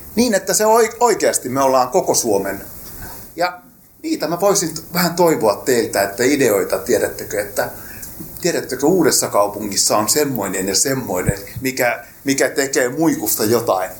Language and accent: Finnish; Rauma, Satakunta, Finland; mä olen itse raumalainen lähtöisin